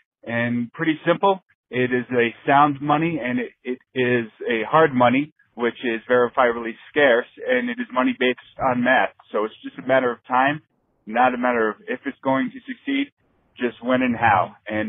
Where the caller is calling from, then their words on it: Vail, Colorado, United States; I'm calling from Vail, Colorado